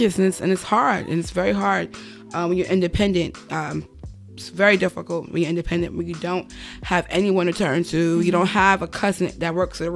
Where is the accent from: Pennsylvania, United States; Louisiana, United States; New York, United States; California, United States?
New York, United States; New York City; I'm from the Bronx. I'm from New York